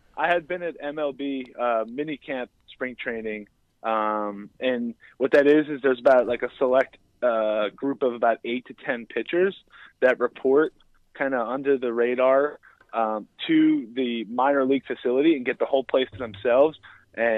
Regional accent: New Jersey, United States; I'm actually from New Jersey originally

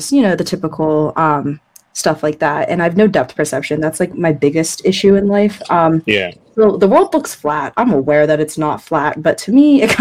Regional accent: China; born there; I was born in China and I was born with cataracts. Um, and China mm-hmm. didn't like remove my cataracts till I was three and a half years old.

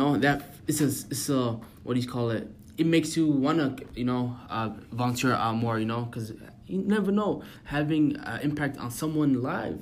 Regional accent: United States; growing up in America

